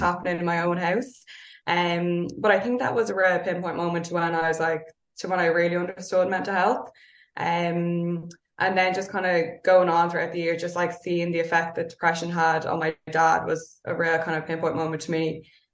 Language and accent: English; Dublin, Leinster, Ireland; I grew up in North Dublin.